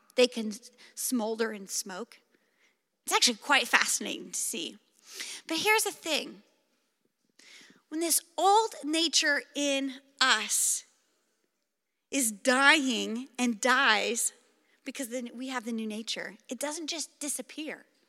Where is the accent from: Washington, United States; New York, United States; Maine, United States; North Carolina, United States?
Washington, United States; Clark County, Pacific Northwest; I grew up in the Pacific Northwest. In fact, I've lived in Clark County my entire life